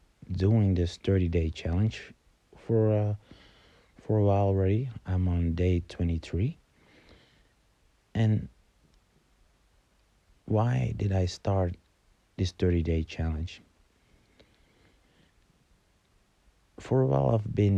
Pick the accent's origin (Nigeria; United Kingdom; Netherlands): Netherlands; Amsterdam, North Holland; I'm from Amsterdam